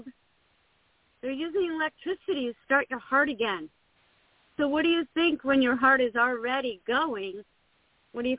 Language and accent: English; Buffalo, New York, United States; now in Texas, United States; I grew up in Buffalo, New York